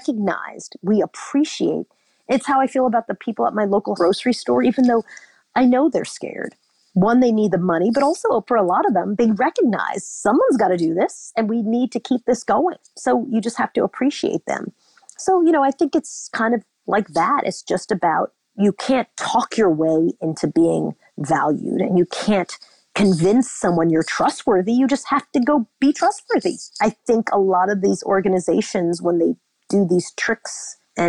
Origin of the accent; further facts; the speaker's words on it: Long Island, New York, United States; growing up in Long Island in the 60s and 70s and 80s